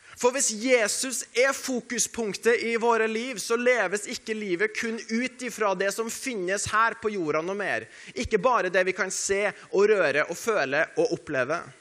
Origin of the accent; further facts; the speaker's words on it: Norway; vi er nordmenn